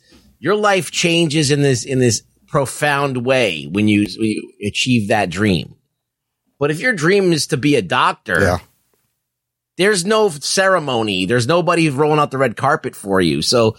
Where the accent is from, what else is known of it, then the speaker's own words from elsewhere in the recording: New York, United States; As a New Yorker, it's embarrassing.